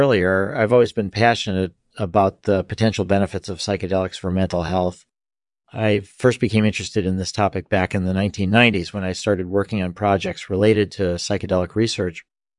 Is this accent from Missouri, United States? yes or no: no; Boston, Massachusetts, United States; born there; I was born in 1955 in Boston, Massachusetts.